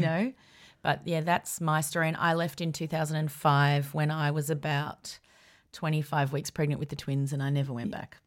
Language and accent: English; Melbourne, Victoria, Australia; also born or lived in Sydney; we ended up in Melbourne when I was 10 and we lived out in the Yarra Valley